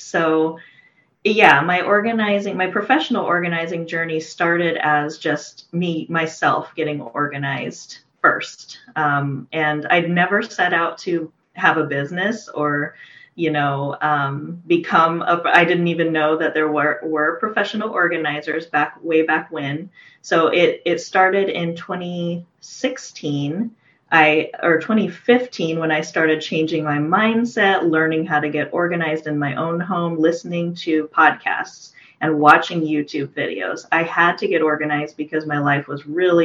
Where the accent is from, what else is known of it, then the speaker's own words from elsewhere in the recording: Portland, Oregon, United States; moved away as an adult; now in Redmond, United States; from Portland, Oregon. So I'd lived there for most of my life